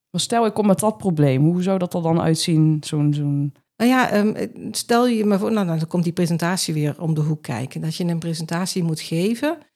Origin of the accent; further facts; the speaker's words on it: Limburg, Netherlands; accent: Limburgish; Maar goed, ik heb wel mijn Limburgse